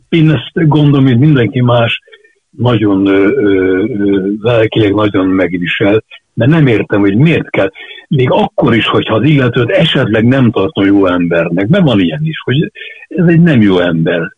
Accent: Budapest, Hungary; also born or lived in Csillebérc, Budapest; zuglóban nőttem fel, de hát az is város

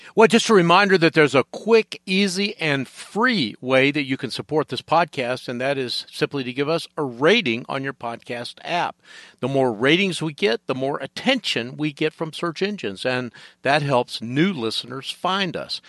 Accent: Atlanta, Georgia, United States; now in Charlotte, United States; I'm originally from Atlanta, uh, grew up in an era when Fort McPherson was still a military base

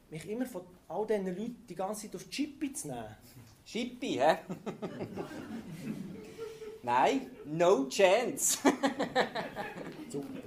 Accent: Lucerne, Switzerland; Ich bin auf dem Bauernhof aufgewachsen, im Luzerner Hinterland, bin in einer Schweizer Pflegefamilie.

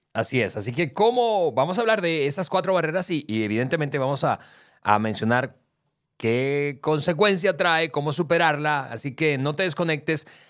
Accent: Venezuela; now in Mexico; yo soy venezolano, yo soy del Caribe

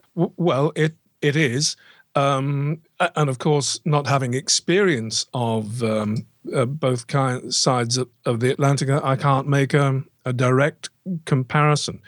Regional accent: Banbury, South East England, United Kingdom; now in near Stratford-upon-Avon, United Kingdom; I actually grew up near a, a town called, uh, Banbury, which is twenty miles down the road

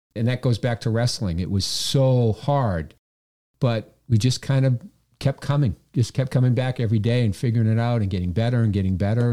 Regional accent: Quincy, Massachusetts, United States; I came back to my hometown to work as the, uh, the president of the Chamber of Commerce, the Quincy Chamber of Commerce.

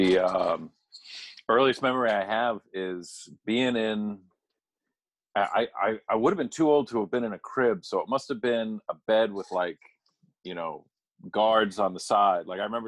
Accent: New England, United States; we grew up in New England

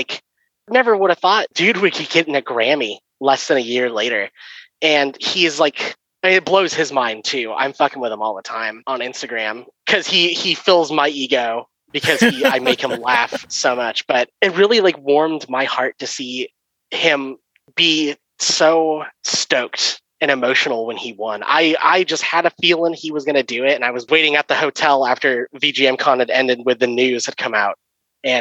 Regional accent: Bay Area, California, United States; I grew up in the Bay Area

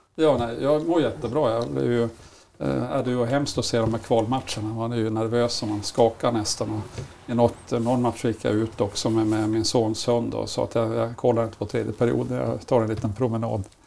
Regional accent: Malmberget, Norrbotten County, Sweden; moved away; also born or lived in Leksand; när jag växte upp i Malmberget

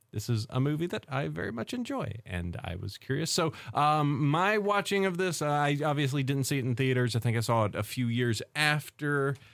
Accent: the South, United States; And also the fact that there is, from growing up in the South, there is some horrible, like, genetic code

